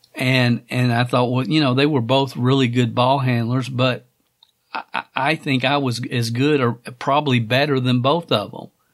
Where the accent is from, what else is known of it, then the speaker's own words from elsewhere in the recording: Stamping Ground, Kentucky, United States; Stamping Ground, Kentucky